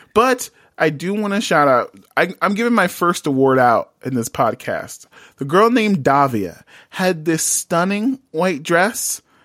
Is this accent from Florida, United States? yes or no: no; New York, United States; I'm from New York